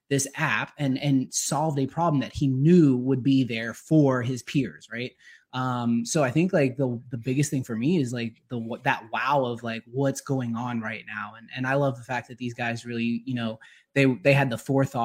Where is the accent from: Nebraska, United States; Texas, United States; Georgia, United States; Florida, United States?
Georgia, United States; I'm from Georgia. I live just, you know, north of the city